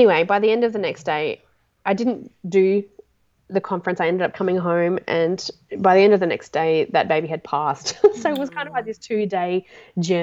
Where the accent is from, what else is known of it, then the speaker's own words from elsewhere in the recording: Toowoomba, Queensland, Australia; I'm from Toowoomba.